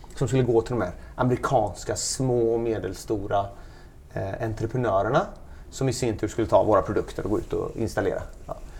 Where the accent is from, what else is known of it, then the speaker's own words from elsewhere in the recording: Gothenburg, Västra Götaland, Sweden; moved away as an adult; Jag och min fru, vi är svenskar, vi är från Göteborg